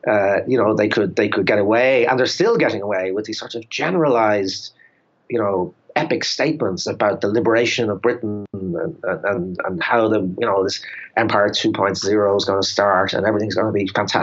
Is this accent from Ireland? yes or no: yes; Ireland; as an Irish person